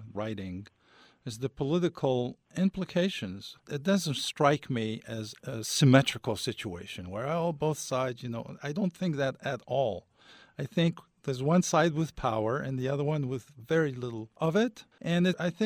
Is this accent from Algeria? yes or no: yes; Algeria; I come from Algeria.